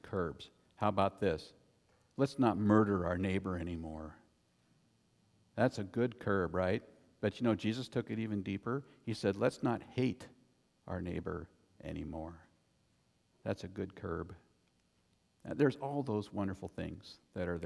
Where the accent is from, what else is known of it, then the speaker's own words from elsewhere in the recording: United States; I'm an American